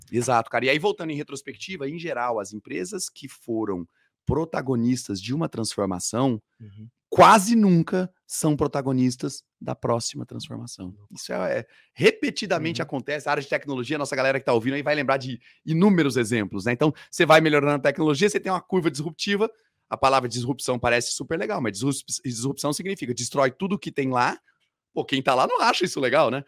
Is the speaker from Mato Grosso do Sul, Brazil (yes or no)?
yes; Campo Grande, Mato Grosso do Sul, Brazil; eu sou nascido em Campo Grande, capital do Mato Grosso do Sul, lá no Centro-Oeste, lá no Pantanal